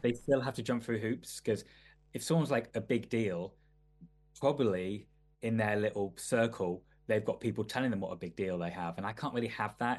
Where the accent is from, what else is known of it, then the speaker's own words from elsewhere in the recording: Manchester, North West England, United Kingdom; I grew up in I grew up in Manchester in the nineties, or eighties and nineties